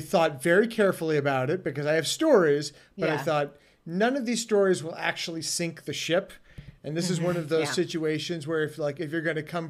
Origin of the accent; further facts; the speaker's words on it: New York City, New York, United States; I grew up in New York City.